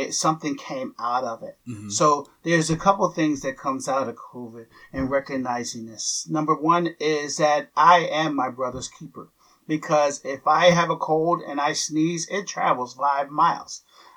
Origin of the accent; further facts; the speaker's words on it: Philadelphia, Pennsylvania, United States; I grew up in Philadelphia